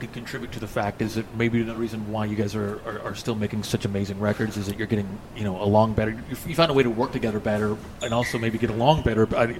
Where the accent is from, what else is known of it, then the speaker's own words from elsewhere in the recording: Dallas, Texas, United States; also born or lived in Fort Worth; I grew up here in Dallas and in the Fort Worth area.